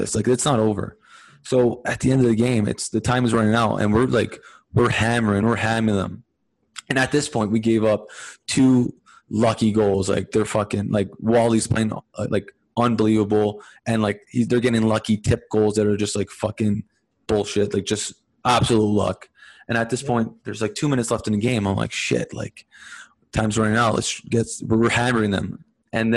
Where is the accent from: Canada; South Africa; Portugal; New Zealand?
Canada; Montreal, Quebec; growing up in Montreal